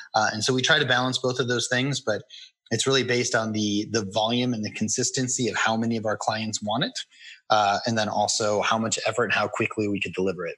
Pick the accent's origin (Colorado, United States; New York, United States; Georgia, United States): Colorado, United States; I moved back to my hometown in Colorado